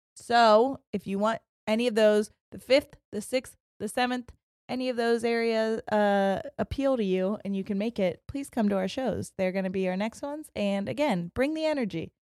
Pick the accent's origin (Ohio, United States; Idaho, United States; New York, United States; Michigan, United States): Ohio, United States; we're from Ohio